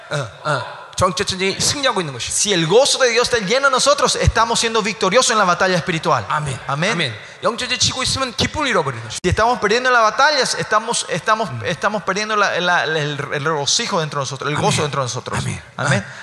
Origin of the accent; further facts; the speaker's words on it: South Korea; now in Paraguay; Si yo soy coreano, yo soy coreano, ¿no? Vengo a Paraguay